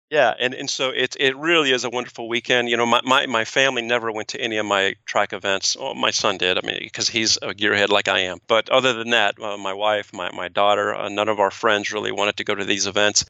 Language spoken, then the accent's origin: English; East Coast, United States; I'm an East Coast guy